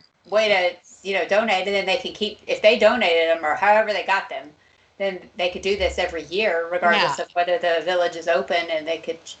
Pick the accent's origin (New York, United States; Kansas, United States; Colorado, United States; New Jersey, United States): New Jersey, United States; I am also from New Jersey